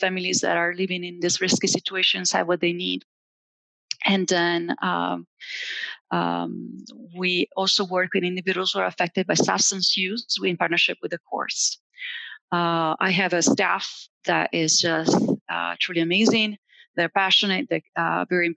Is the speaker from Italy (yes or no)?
yes; Italy; also born or lived in Indiana; now in Allen County, Indiana, United States; I am an immigrant from Italy